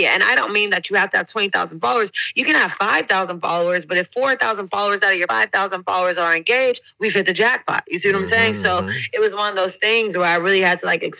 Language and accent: English; Oakland, California, United States; moved away as an adult; also born or lived in North Carolina; now in London, United Kingdom; I grew up in Oakland, California, born and raised there. Left when I was 18 to go to school in North Carolina